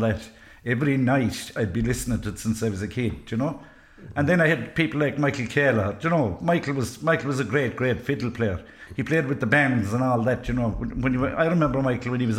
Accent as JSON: {"language": "English", "town": "Ennistymon", "region": "County Clare", "country": "Ireland", "tie": "born or raised there", "said": "I was brought up in Innis Diamond, outside Innis Diamond, about 2 miles outside it"}